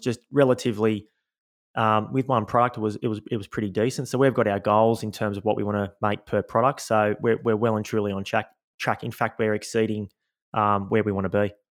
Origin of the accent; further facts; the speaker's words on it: Sydney, New South Wales, Australia; Born and raised in Sydney, Australia, in the, uh, eastern suburbs, so a couple of beaches down from Bondi Beach